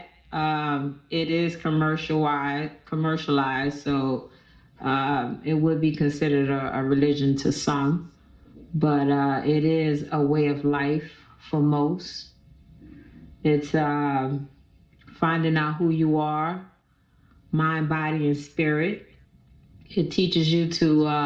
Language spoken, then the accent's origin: English; New Orleans, Louisiana, United States; I'm from here in New Orleans, Louisiana